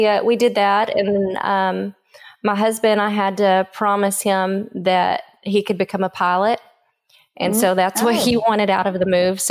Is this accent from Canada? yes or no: no; Calera, Oklahoma, United States; Calera, Oklahoma, which is outside of Durant, and I graduated from there. But when people ask, you know, where are you from, I always kind of hesitate because I'm not real sure. So just southeastern Oklahoma, anywhere in there is home, I guess you would say.